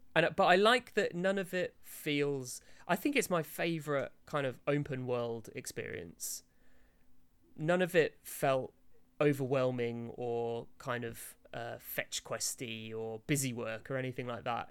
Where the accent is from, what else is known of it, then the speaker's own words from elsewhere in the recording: United Kingdom; I'm about as British as they come